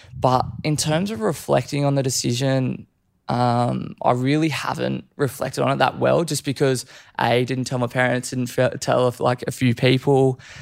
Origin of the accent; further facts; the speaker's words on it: Gold Coast, Queensland, Australia; also born or lived in Canberra; born and raised on the Gold Coast